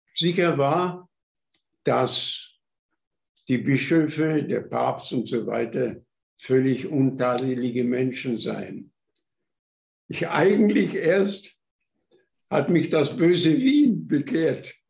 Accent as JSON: {"language": "German", "area": "Upper Silesia, Gogolin/Kostwilitz area", "region": "Opole Voivodeship", "country": "Poland", "tie": "born or raised there", "moved": "as an adult", "lives_now": "Germany", "said": "von meiner Heimatstadt Kostwilitz"}